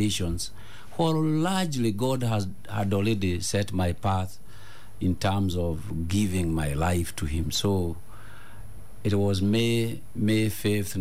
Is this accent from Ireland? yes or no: no; Nyeri, Nyeri County, Kenya; being born and growing up in Nyeri, a place called Kiamariga, right next to Mount Kenya Ridges